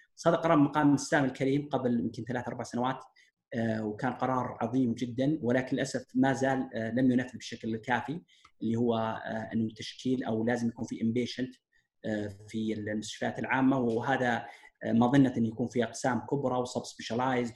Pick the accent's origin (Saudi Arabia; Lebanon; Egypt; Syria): Saudi Arabia; عندنا في السعودية